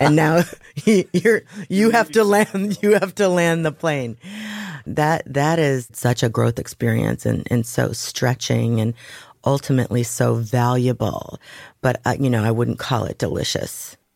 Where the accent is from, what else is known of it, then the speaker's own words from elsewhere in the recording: Waukegan, Illinois, United States; also born or lived in Dallas; I was raised Catholic in Waukegan, Illinois